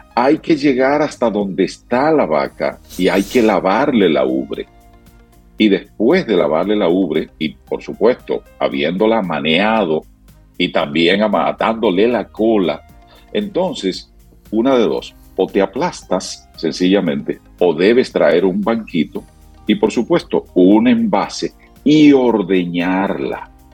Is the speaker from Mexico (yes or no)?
no; Sabaneta, Santiago Rodríguez, Dominican Republic; es en mi pueblo, es en Sabaneta, eh, Santiago Rodríguez